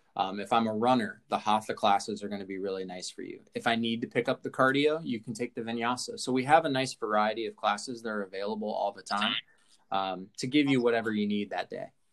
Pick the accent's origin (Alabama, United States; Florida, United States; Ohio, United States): Ohio, United States; Columbus; moved away as an adult; I grew up in Columbus